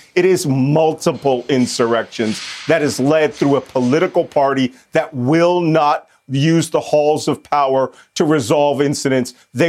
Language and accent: English; Philadelphia, Pennsylvania, United States; I'm from Philadelphia. I was born and raised under the Liberty Bell in Independence Hall.